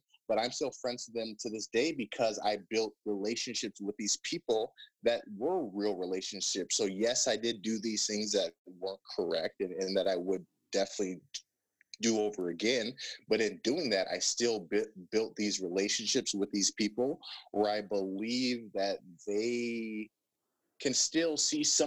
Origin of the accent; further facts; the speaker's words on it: Plymouth, Minnesota, United States; moved away as an adult; also born or lived in Lubbock, Texas; I'm from Plymouth, Minnesota. My parents, we lived right next to Providence, like Seven Greens. I go to Target, I go to Benilde, we go to Ridgedale, we go to Mall of America